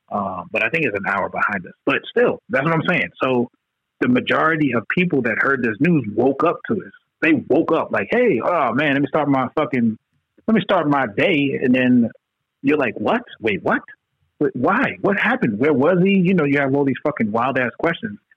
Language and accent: English; New York, United States; because we're from New York